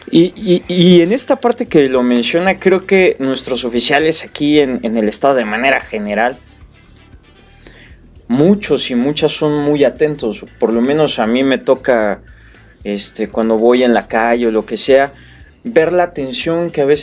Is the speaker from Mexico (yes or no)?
yes; Mexico; Bueno, como, mexicanos pues nos